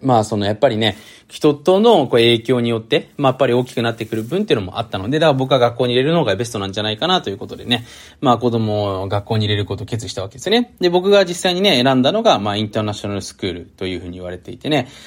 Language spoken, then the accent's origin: Japanese; Japan; first language Japanese; moved away; うちは母国母国語が日本語なので、家では当然日本語で話す